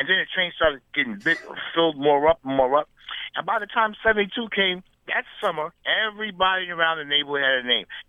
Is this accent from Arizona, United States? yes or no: no; New York City, New York, United States; I come from the Bronx, you know, uptown though